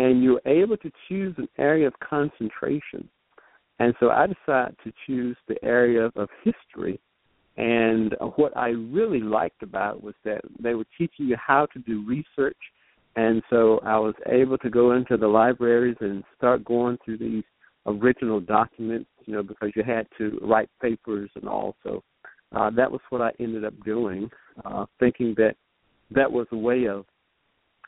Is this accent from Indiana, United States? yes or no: no; Halifax County, North Carolina, United States; I actually grew up in the northeastern part of North Carolina, actually Halifax County, and grew up in the rural area